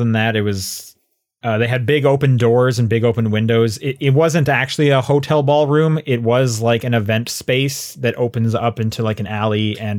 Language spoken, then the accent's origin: English; Canada; hey, you know, we're both Canadian.